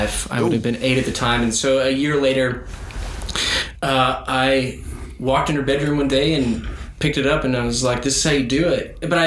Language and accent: English; Fort Worth, Texas, United States; moved away; I was born and raised in Texas, Fort Worth, Texas